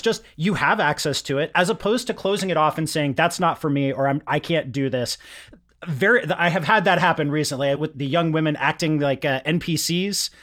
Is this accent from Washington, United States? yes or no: yes; Yakima, Washington, United States; where I grew up in Yakima in the mid-nineties